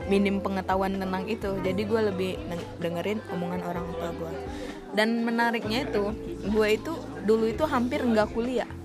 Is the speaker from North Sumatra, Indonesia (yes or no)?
yes; Medan, North Sumatra, Indonesia; also born or lived in Padang; sebenarnya ini kalau suku bicara suku emak bapak gue itu kedua-duanya orang Jawa